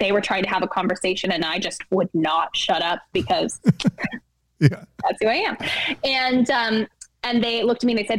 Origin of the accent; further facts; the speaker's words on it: Toronto, Ontario, Canada; I was born in Toronto, Ontario in 1990 in the middle of a snowstorm in February